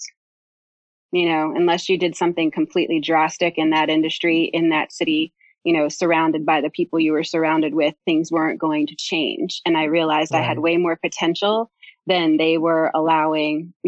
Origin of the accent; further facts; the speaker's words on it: New Jersey, United States; also born or lived in Pennsylvania / New York City; I was born and raised in New Jersey